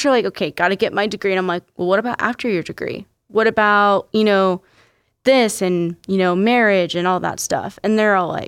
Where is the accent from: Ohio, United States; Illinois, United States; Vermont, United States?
Ohio, United States; because I'm originally from Ohio and I still have family up there.